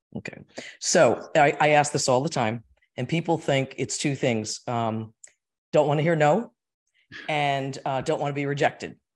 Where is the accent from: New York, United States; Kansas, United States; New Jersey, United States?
New Jersey, United States; Ridgefield; We're from Richfield, New Jersey. I am a Jersey girl